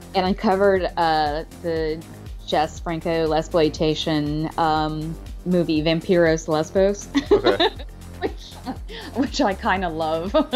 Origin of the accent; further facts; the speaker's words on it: Alabama, United States; moved away as an adult; also born or lived in California / New York; now in New York City, United States; I'm originally from California, but I moved to Alabama when I was four